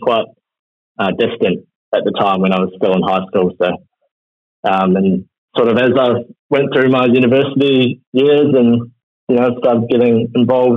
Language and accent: English; Wellington, New Zealand; now in Australia; I was born and raised in Wellington in New Zealand